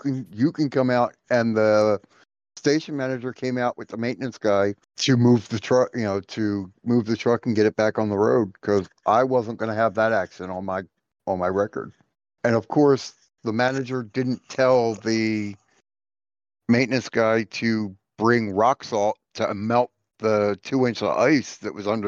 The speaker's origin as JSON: {"language": "English", "town": "Philadelphia", "region": "Pennsylvania", "country": "United States", "tie": "born or raised there", "said": "I grew up in Philly."}